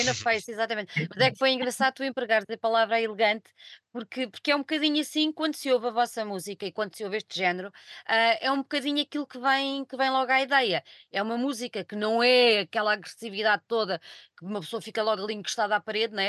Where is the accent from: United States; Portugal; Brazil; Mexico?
Portugal; Eu sou portuguesa, não sou inglesa